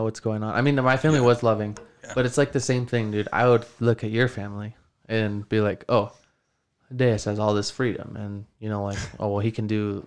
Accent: United States; as an American

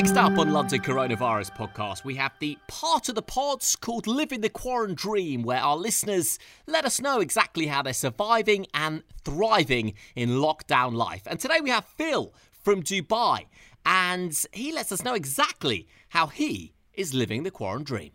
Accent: United Kingdom; I am British

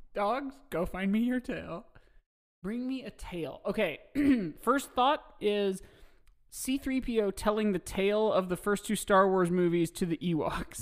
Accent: Carmel, Indiana, United States; I'm from Carmel, Indiana

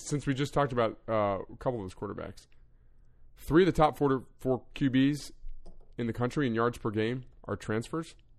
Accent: New Jersey, United States; my home state

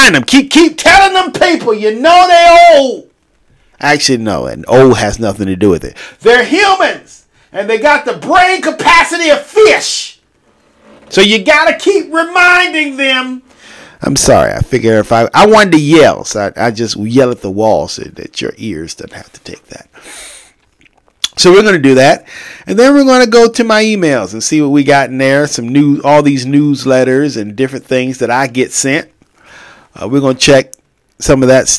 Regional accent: United States; I'm an American

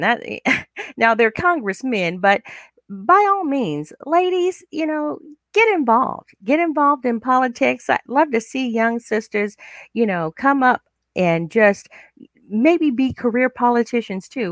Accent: United States; African American, we are African American

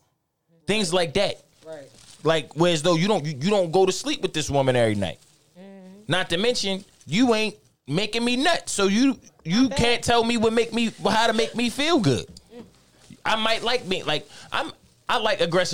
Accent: Baltimore, Maryland, United States; I'm from Baltimore

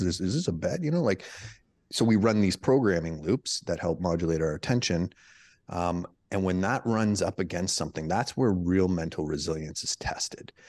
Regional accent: Canada; moved away as an adult; now in United States; my wife, she's American, I'm Canadian

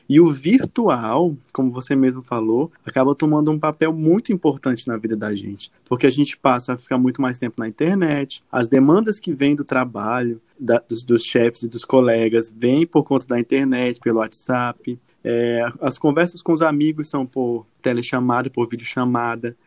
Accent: Acre, Brazil; sou acreano, sou um jornalista acreano

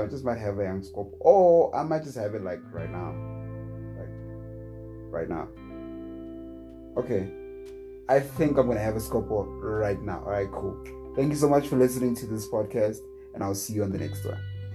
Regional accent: South Africa; as a South African

